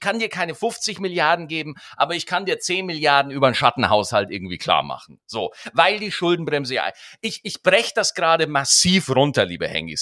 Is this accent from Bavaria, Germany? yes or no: yes; Schwarzach, Bavaria, Germany; Bei uns in Schwarzach